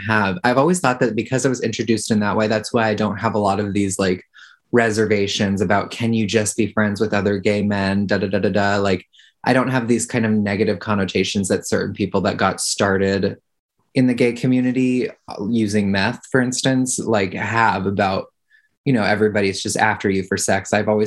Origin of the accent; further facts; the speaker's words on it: New York, United States; moved away as an adult; now in Minnesota, United States; I'm originally from New York.